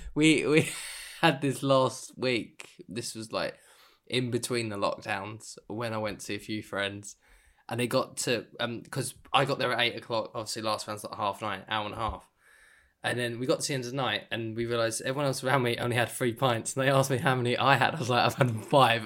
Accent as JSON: {"language": "English", "country": "United Kingdom", "said": "as a Brit"}